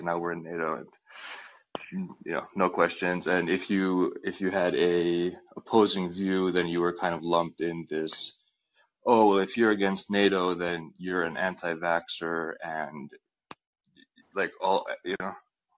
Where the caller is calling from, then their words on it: Helsinki, Uusimaa, Finland; I'm calling in from Helsinki